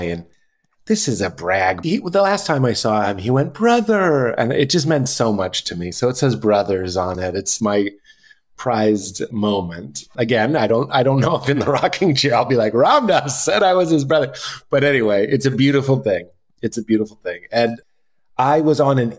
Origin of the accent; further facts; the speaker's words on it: Boston, Massachusetts, United States; We're both from Boston, the Boston area